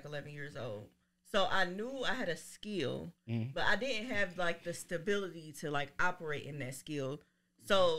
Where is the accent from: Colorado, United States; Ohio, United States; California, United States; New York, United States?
Ohio, United States; Dayton; I am from Dayton, Ohio. I grew up everywhere.